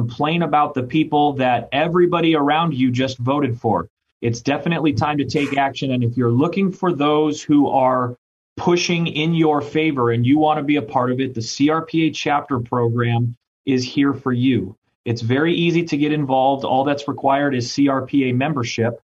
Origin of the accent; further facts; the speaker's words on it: Orange County, California, United States; I grew up in Orange County